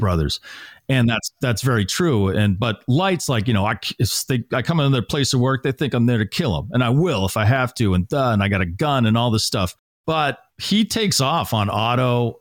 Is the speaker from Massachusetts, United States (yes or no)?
yes; Natick, Massachusetts, United States; moved away; I grew up in Natick, Massachusetts